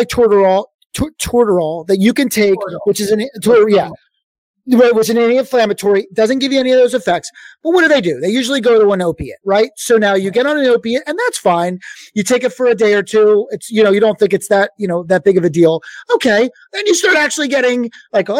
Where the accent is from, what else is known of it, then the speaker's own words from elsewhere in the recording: Philadelphia, Pennsylvania, United States; I'm from Philadelphia